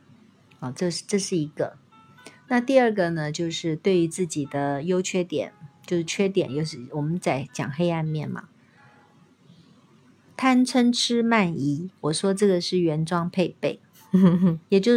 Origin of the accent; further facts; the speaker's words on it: China; 我们中国人的肢体是比较僵硬的。